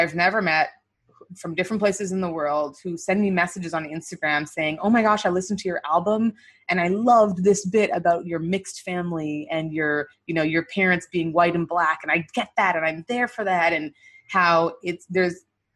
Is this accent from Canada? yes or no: yes; Winnipeg, Manitoba, Canada; moved away as an adult; also born or lived in Nigeria; now in United States; in Winnipeg, my hometown